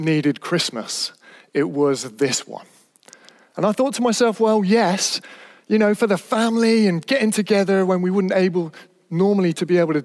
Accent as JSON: {"language": "English", "town": "Stroud", "region": "South West England", "country": "United Kingdom", "tie": "born or raised there", "said": "I was brought up in Stroud in Gloucestershire, the Cotswolds, beautiful place."}